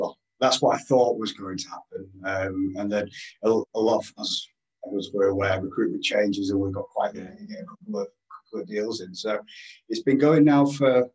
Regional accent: Yorkshire and the Humber, United Kingdom; accent: Yorkshire; As you can tell from my angelic accent, I'm a Yorkshire lad, Yorkshireman, very proud.

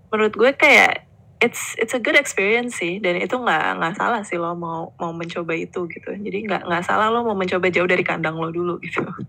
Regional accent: Indonesia; also born or lived in Melbourne, Australia; we are Indonesian at heart

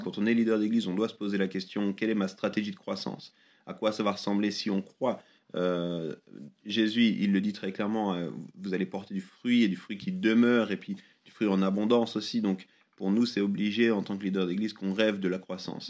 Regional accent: Lausanne, Vaud, Switzerland; j'ai grandi à Lausanne. Euh, c'est vraiment la ville où je suis né, c'est là où j'ai grandi

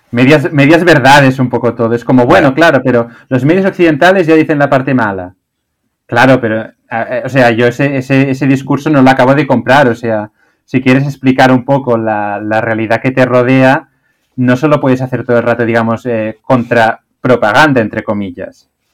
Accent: Spain; also born or lived in China; como de España

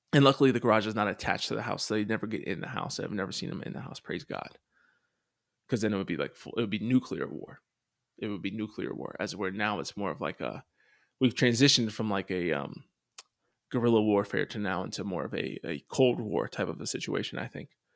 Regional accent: Pennsylvania, United States; I grew up in Pennsylvania and going to Catholic schools

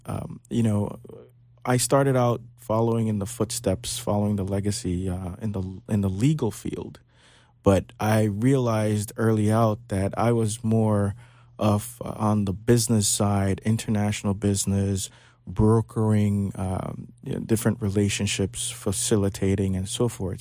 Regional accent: Belize; now in Florida, United States; I was born in Belize and tempered in Florida. So I spent half my life in Belize

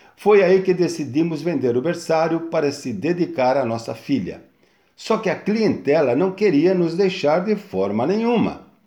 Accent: São Bernardo do Campo, São Paulo, Brazil; now in Guarujá, Brazil; mudamos de São Paulo para São Bernardo e fomos morar num sítio de um tio onde meus pais foram ser caseiros. Foi onde eu tive uma infância super saudável até os 9 anos de idade

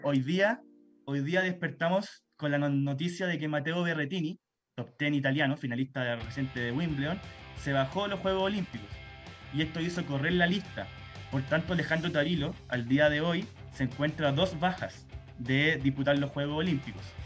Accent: Chile; como chileno

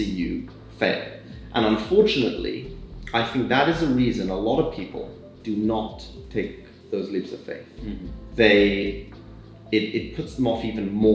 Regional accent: London, United Kingdom; also born or lived in Windsor / America; I was born in London, in Paddington, and grew up in London and Windsor.

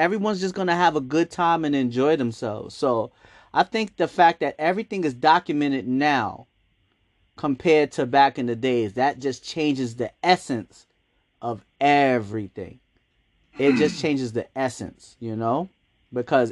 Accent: New York City, New York, United States; growing up in Harlem, I remember a lot of the businesses being owned by Black people

